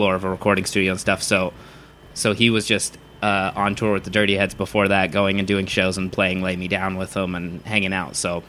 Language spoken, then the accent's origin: English; Southern California, United States; I grew up in Southern California.